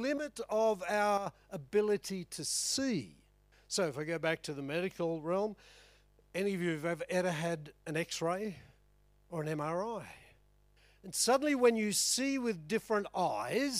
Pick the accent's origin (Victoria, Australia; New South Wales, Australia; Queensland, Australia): Queensland, Australia; Chinchilla; I grew up in Chinchilla, my dad ran an electrical business. We're the first TV in town